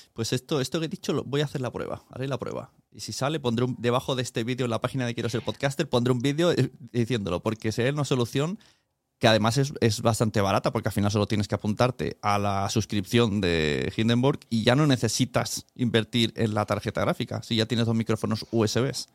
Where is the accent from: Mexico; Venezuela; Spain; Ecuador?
Spain; como español